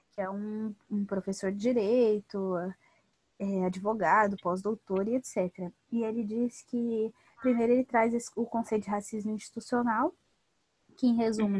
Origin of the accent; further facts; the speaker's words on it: São Paulo, Brazil; moved away as an adult; now in Rio de Janeiro, Brazil; sou paulistana